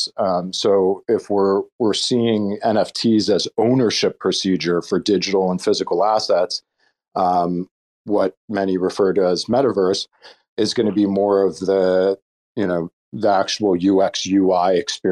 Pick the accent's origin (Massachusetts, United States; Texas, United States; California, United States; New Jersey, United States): New Jersey, United States; I grew up in New Jersey